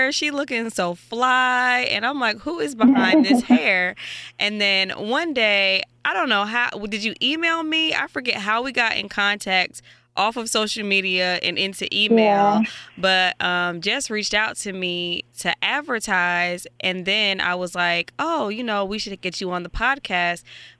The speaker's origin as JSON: {"language": "English", "town": "Atlanta", "region": "Georgia", "country": "United States", "tie": "born or raised there", "also_born_or_lived": "Providence, Rhode Island / Washington, D.C.", "said": "I'm originally from Providence, Rhode Island, but I grew up in Atlanta. And my mom's from D.C., and I also live there as well."}